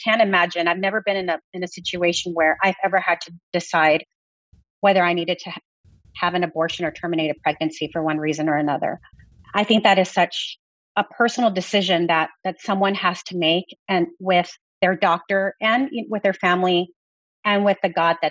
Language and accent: English; Texas, United States; I come from Texas